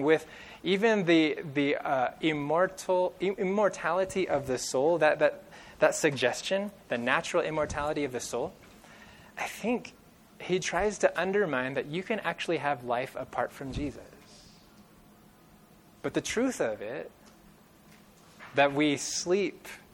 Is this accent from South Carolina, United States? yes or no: no; California, United States; growing up in California